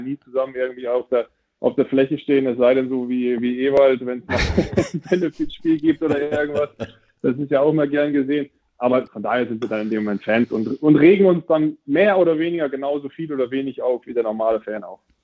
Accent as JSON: {"language": "German", "area": "Friesland, East Frisia", "region": "Lower Saxony", "country": "Germany", "said": "da oben, wo ich herkomme, aus Friesland, Ostfriesland"}